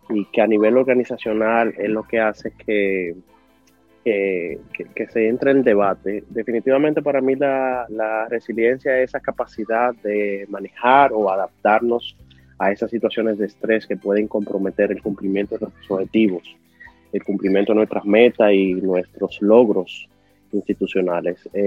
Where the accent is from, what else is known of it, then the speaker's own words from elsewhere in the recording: Dominican Republic; accent: Dominican; Hasta con mi acento